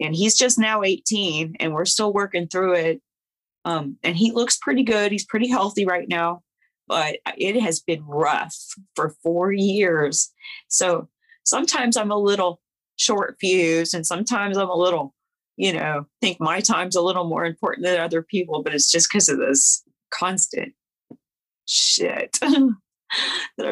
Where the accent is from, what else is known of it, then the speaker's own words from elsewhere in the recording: Kansas City, United States; I'm from the Kansas City area